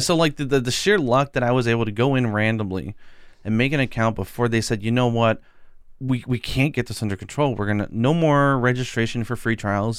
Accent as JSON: {"language": "English", "country": "United States", "said": "I'm American"}